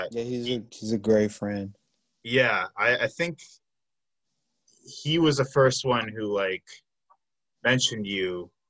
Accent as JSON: {"language": "English", "town": "Milwaukee", "region": "Wisconsin", "country": "United States", "tie": "born or raised there", "also_born_or_lived": "Brown Deer", "said": "born and raised in Milwaukee? Yes, been here pretty much."}